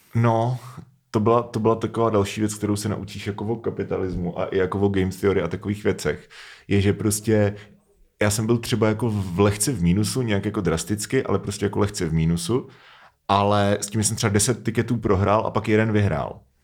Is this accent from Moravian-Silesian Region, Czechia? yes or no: no; Pardubice Region, Czechia; v Pardubickém kraji, odkud pocházím